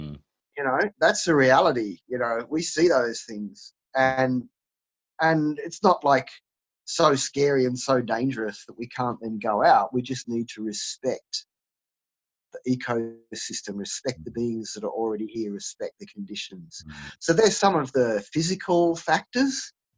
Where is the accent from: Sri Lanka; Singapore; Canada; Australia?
Australia; Sydney, New South Wales; also born or lived in Scotland; now in Sydney, Australia; Now, though I was born here in Sydney, Australia, I don't have any Aboriginal ancestors. And I wasn't born into any Aboriginal heritage.